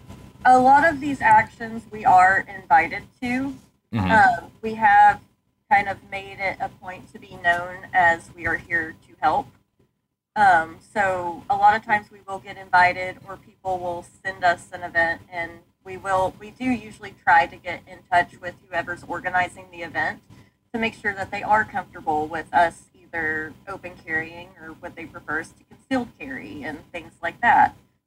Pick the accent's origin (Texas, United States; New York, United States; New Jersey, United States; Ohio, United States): Texas, United States; like I grew up in North Texas, like McKinney